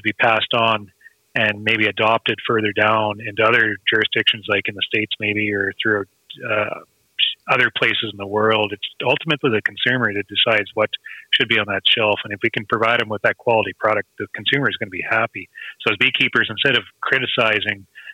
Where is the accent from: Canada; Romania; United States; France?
Canada; we are Canadian beekeepers